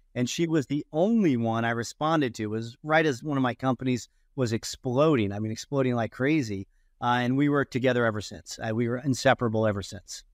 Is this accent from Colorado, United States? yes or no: no; Ohio, United States; growing up in Ohio